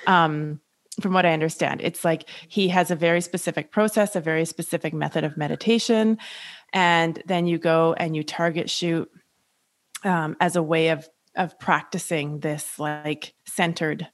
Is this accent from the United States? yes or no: no; Canada; Julie and I are both Canadian